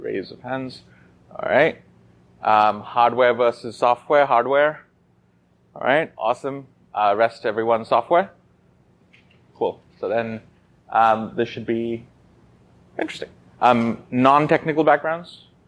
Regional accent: Oman; also born or lived in Kashmir, India; I was born in India in the Himalayan ranges, specifically Kashmir. Immediately after, a month later, I was moved to the Middle East in Oman, where my family settled. That's where I did my schooling.

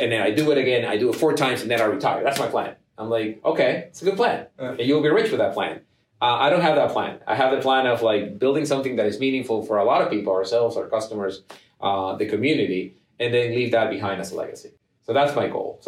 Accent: Ecuador; moved away as an adult; also born or lived in Germany; now in United States; I'm from Ecuador to begin with. But even in Ecuador, I was the child of an immigrant.

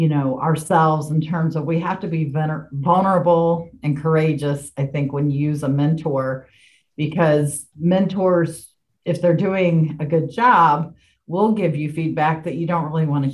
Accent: Indianapolis, Indiana, United States; moved away as an adult; also born or lived in Kansas City; I moved to Kansas City from my hometown of Indianapolis

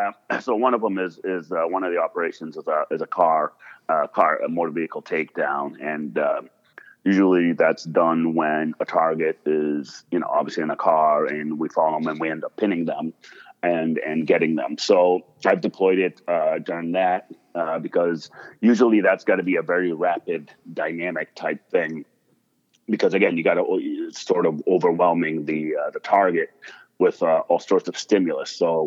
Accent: United States; also born or lived in Monrovia, Liberia / Lebanon; I grew up in America

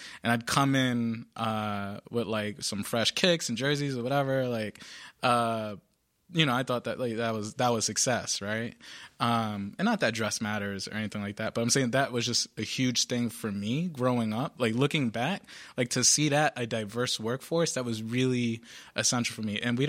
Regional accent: Providence, Rhode Island, United States; Whereas, you know, I grew up in the South Side of Providence.

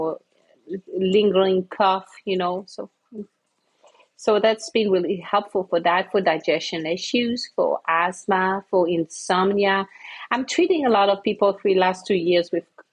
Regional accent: Switzerland; moved away as an adult; also born or lived in Santa Fe, New Mexico; now in Tucson, United States; I'm from Switzerland.

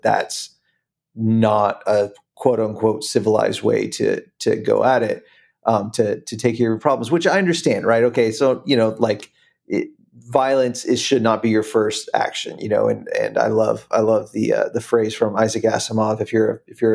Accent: United States; also born or lived in Central Florida

